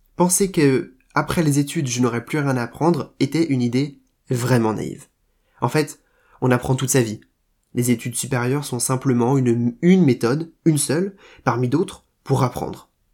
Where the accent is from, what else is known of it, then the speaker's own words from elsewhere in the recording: Rennes, Brittany, France; moved away as an adult; now in Paris, France; j'ai quitté Rennes pour Paris